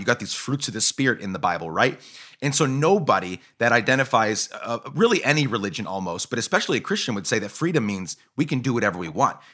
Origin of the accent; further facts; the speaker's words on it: Guatemala; moved away; also born or lived in Seattle area, Washington, United States; I grew up in Guatemala